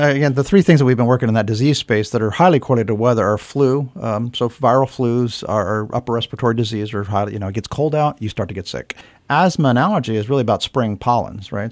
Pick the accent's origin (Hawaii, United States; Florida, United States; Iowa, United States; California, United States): Hawaii, United States; now in Bethlehem, United States; I grew up in Hawaii as a kid